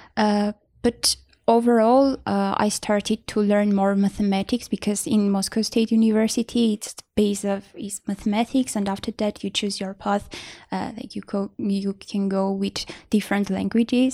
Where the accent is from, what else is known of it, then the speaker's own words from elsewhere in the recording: Vanadzor, Lori, Armenia; I grew up in Vonador